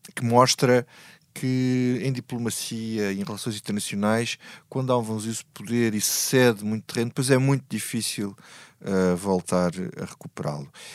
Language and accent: Portuguese; Grândola, Alentejo, Portugal; eu, na minha terra, eu sou de Grândola